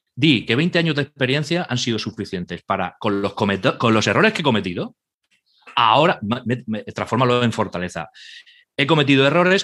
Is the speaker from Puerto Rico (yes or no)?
no; Murcia, Region of Murcia, Spain; yo soy de Murcia